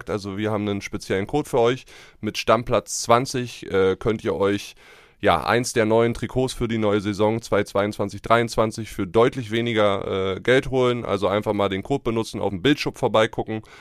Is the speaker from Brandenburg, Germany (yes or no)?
yes; Brandenburg, Germany; Der ist so hoch geflogen wie der märkische Adler aus meiner Heimat Brandenburg.